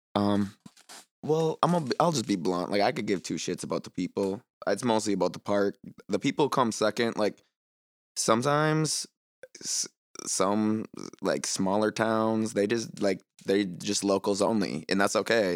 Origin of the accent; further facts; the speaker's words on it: Green Bay, Wisconsin, United States; I'm from Green Bay, so first skate park is Joanne's